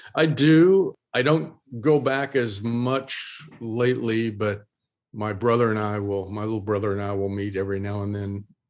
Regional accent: Oklahoma, United States; moved away; I still hold on to a lot of my Oklahoma roots

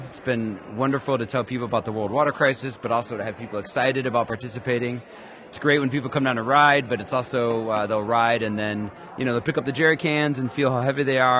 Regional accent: Chicago, Illinois, United States; I'm from Chicago, too.

